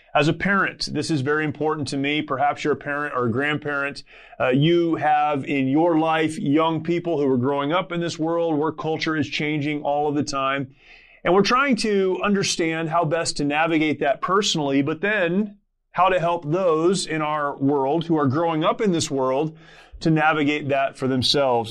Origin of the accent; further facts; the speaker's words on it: Southern California, United States; I grew up here in Southern California